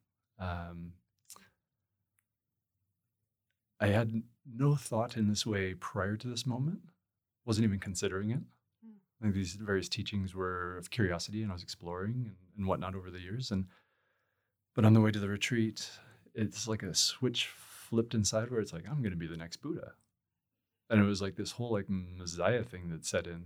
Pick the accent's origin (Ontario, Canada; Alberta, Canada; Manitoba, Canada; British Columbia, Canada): Alberta, Canada; Edmonton; I was still living near Edmonton. I grew up in Edmonton.